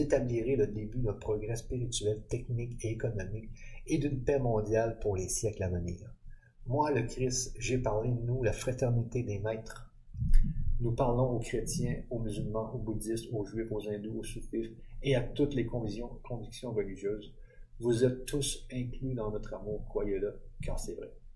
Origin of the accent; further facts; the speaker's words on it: Quebec, Canada; Je suis du Québec